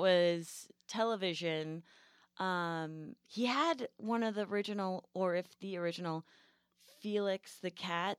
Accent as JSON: {"language": "English", "region": "New England", "country": "United States", "tie": "born or raised there", "moved": "yes", "said": "I grew up in New England, so I'm, like, a hardcore Yankee"}